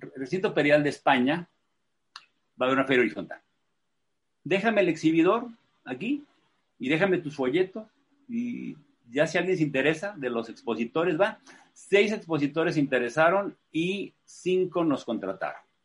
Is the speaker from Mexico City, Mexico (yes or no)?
yes; Mexico City, Mexico; yo nací en Ciudad de México hace 63 años